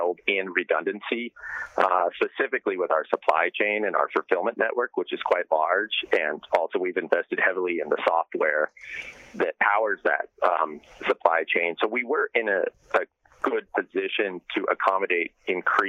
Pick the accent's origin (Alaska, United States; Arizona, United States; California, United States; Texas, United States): Alaska, United States; Homer; I'm actually calling in from Homer, Alaska right now, my hometown.